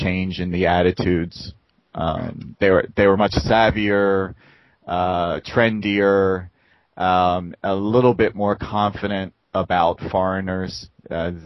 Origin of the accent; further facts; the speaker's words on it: Baltimore, Maryland, United States; moved away as an adult; now in Busan, South Korea; Baltimore, Maryland. You know, where I was born